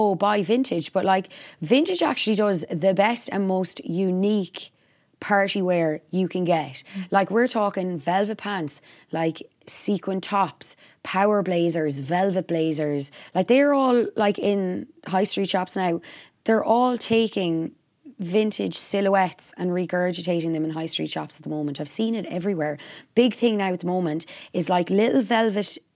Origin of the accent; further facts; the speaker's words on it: Ireland; as Irish people